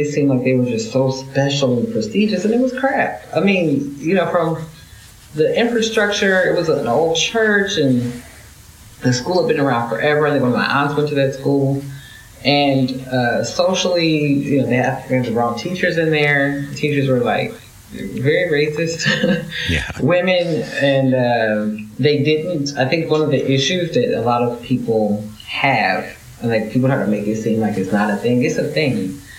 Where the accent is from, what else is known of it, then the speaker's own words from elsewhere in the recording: Indianapolis, Indiana, United States; born there; also born or lived in Ipswich, United Kingdom; But so I was born in Indianapolis, moved to the UK when I was about 18 months, came back like just a month shy of five.